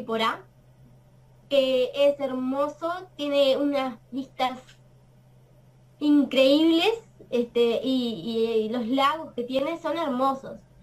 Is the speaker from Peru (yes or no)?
no; Tacuarembó, Uruguay; soy del departamento de Tacuarembó, Uruguay